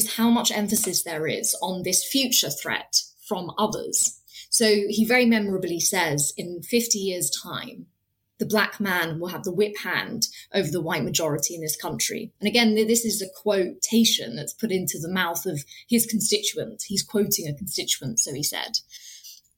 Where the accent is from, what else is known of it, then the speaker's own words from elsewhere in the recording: United Kingdom; I was born in this country, my parents weren't, but I was born in this country, I'm a British citizen, but there's never been a time I can remember living here and growing up here